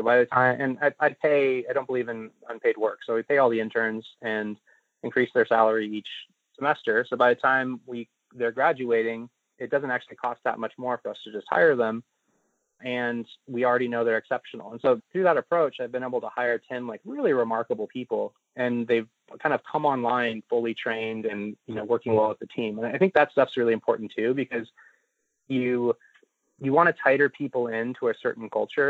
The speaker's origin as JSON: {"language": "English", "region": "Sololá", "country": "Guatemala", "tie": "born or raised there", "said": "I grew up on Lake Atitlan. It's this beautiful lake with three volcanoes around it up in the Mayan Highlands of Guatemala. My parents are both Americans. They're like hippie expats."}